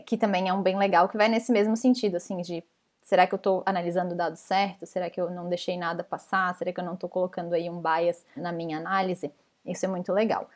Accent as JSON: {"language": "Portuguese", "country": "Brazil", "moved": "as an adult", "said": "eu sou a única PM estrangeira lá dentro. E tem mais um dev também, que é brasileiro"}